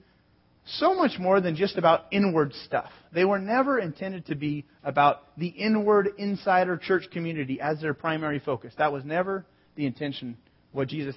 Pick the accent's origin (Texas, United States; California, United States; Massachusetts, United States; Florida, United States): California, United States; San Jose; also born or lived in Sonoma, California; I was born in San Jose, lived in Sonoma, north of San Francisco